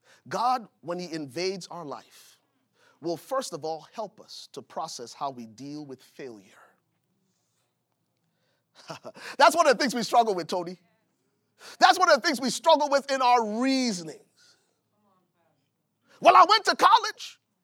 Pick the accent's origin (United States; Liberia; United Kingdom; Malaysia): Liberia; Buchanan, Grand Bassa County; I remember growing up in Buchanan, Liberia. It was a coastal city, and the fishermen would come, man.